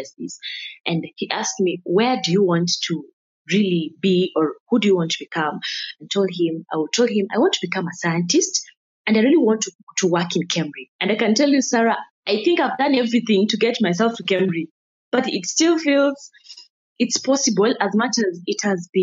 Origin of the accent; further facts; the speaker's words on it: Nairobi, Kenya; the environment I grew up in Kayole, and the environment had not yet embraced education